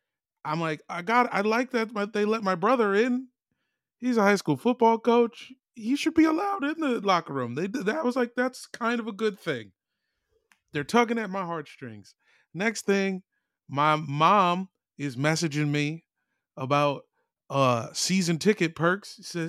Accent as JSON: {"language": "English", "area": "Woodbridge / Manassas", "region": "Virginia", "country": "United States", "tie": "born or raised there", "also_born_or_lived": "Lake Ridge, Virginia", "said": "Technically, I'm from both places."}